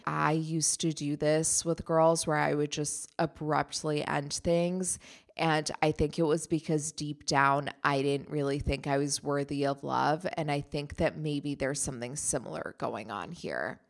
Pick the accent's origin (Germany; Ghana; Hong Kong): Germany; moved away; I grew up in Germany.